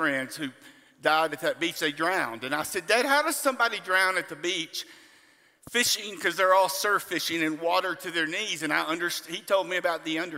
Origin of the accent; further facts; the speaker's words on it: on the Gulf Coast, South Texas, United States; I grew up in South Texas, on the Gulf Coast